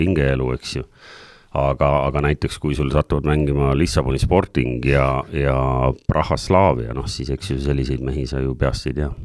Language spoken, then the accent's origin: Estonian; Saare County, Estonia; ma olen tegelikult Saaremaalt pärit